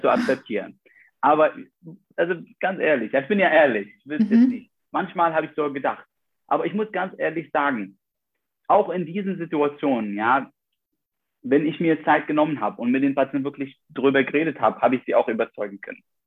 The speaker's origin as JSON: {"language": "German", "country": "Iraq", "moved": "as an adult", "lives_now": "Germany", "said": "als irakische Studenten"}